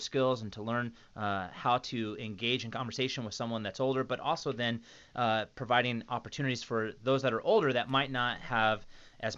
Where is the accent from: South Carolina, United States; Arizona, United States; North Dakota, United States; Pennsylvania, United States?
Arizona, United States; Phoenix; Phoenix, my hometown, where I grew up